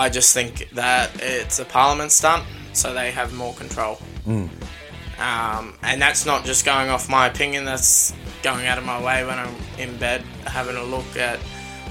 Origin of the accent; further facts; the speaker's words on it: Australia; I was born in Australia, but my inheritance is Ireland.